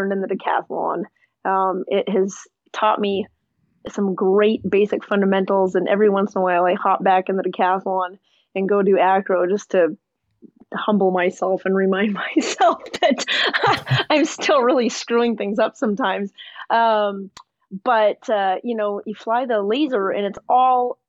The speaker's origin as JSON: {"language": "English", "region": "Montana", "country": "United States", "tie": "born or raised there", "said": "I grew up in Montana and my dad is a pilot"}